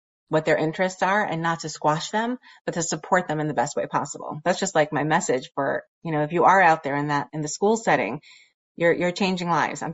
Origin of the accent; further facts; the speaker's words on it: New York City, New York, United States; growing up in Borough Park